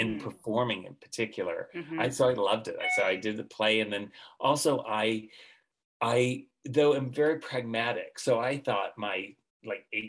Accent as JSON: {"language": "English", "region": "Central California", "country": "United States", "tie": "born or raised there", "said": "I was raised in Central California in a farming community"}